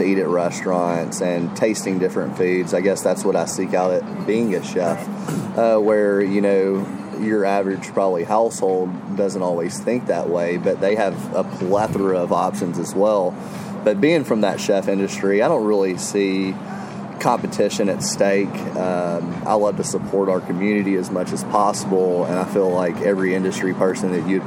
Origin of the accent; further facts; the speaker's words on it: the South, United States; growing up in the South, I had amazing grandparents that would cook